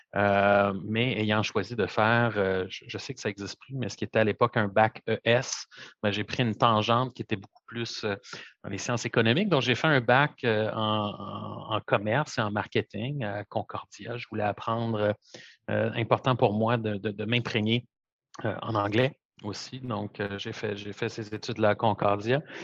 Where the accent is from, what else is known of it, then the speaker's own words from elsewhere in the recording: Montreal, Quebec, Canada; toute ma vie grandi à Montréal, un pur produit de, de Montréal